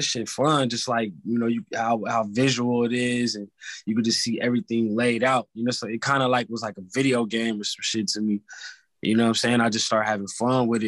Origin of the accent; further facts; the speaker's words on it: California, United States; also born or lived in Atlanta, Georgia; I'm from Cali